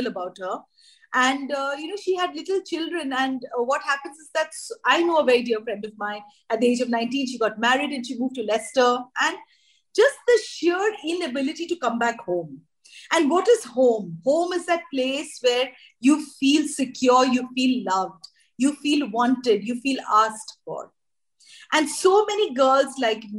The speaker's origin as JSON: {"language": "English", "town": "Shillong", "region": "Meghalaya", "country": "India", "tie": "born or raised there", "also_born_or_lived": "Delhi", "moved": "yes", "said": "I was born in Delhi, and then we moved to Shillong, and I was raised in insurgency. We left Shillong in the 80s"}